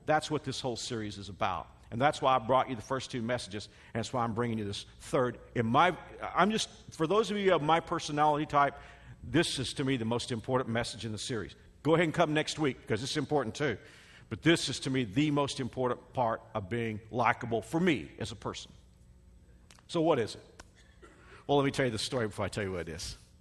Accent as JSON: {"language": "English", "town": "Dallas", "region": "Texas", "country": "United States", "tie": "born or raised there", "moved": "yes", "said": "I grew up in Metroplex"}